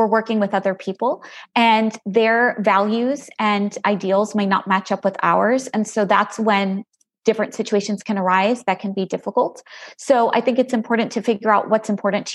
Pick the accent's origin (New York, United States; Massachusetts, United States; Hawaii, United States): New York, United States; Long Island; moved away as an adult; also born or lived in Galveston, Texas; now in Plano, United States; I'm originally from Long Island, New York